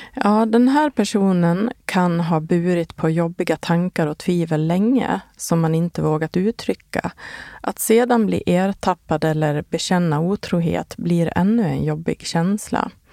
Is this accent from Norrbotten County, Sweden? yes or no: no; Borlänge, Dalarna County, Sweden; now in Stockholm, Sweden; min hemstad Bålänge